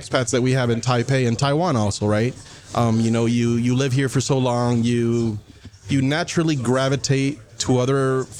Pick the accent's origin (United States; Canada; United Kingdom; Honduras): Honduras; So I'm from Honduras. Originally, I am an industrial engineer.